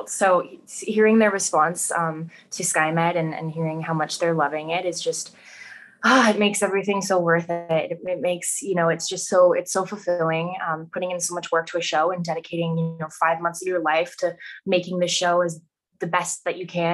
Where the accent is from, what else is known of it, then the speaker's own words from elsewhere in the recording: Vancouver, British Columbia, Canada; being born and raised in Vancouver